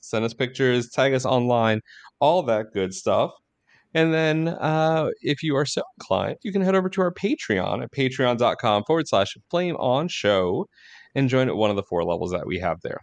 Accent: Long Island, New York, United States; Huntington was, uh, was near where I grew up on Long Island

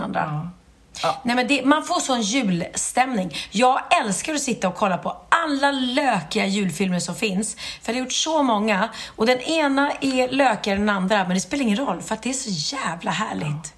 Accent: Gustavsberg, Stockholm County, Sweden; jag är uppvuxen då i Gustavsberg

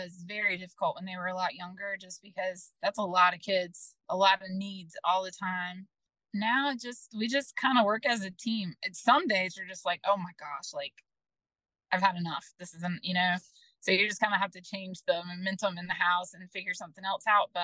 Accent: Sneads Ferry, North Carolina, United States; also born or lived in Florida; I am actually from Sneeds Ferry, North Carolina. I still live in Sneeds Ferry, North Carolina

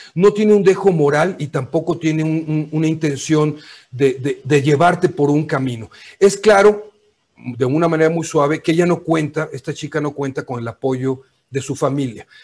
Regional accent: Mexico; como decimos en México

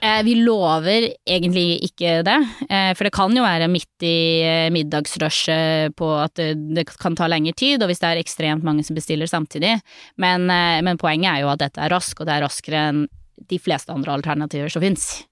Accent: Narvik, Nordland, Norway; jeg vokste jo opp i Narvik

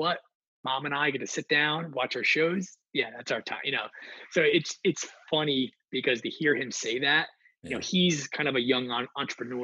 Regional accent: New Jersey, United States; I'm being from the North Jersey area

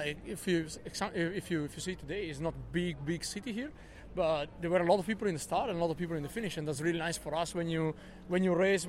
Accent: Trentino-Alto Adige, Italy; now in Monaco; I'm living in Monaco, so south of France, training there most of the year, and I'm from Trentino, north of Italy

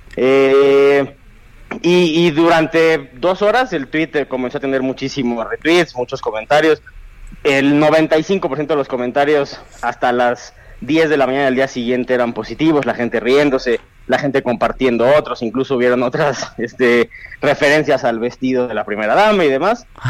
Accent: Mexico; como jóvenes mexicanos

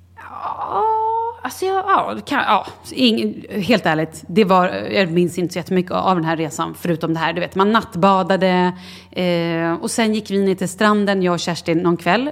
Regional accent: Sweden; Vi var ett gäng svenskar

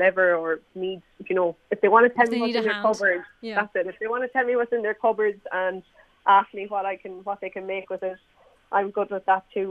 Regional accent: Mayo, Connacht, Ireland; also born or lived in Galway; I work in Galway myself, but I'm from Mayo

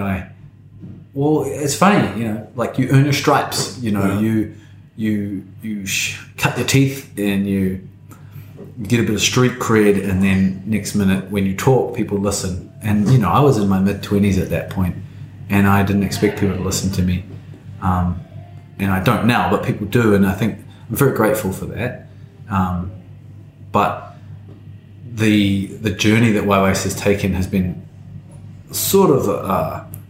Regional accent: Tauranga, Bay of Plenty, New Zealand; I grew up in Tauranga, which most people will know is sort of like the retirement village of New Zealand

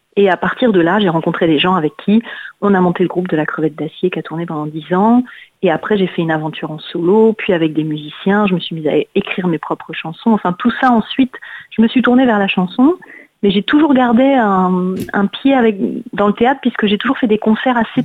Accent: Paris, Île-de-France, France; Je suis une Parisienne.

